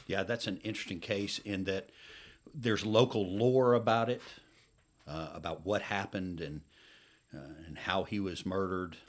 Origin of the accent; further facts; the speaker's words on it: Atlanta, Georgia, United States; I grew up in and around the Atlanta area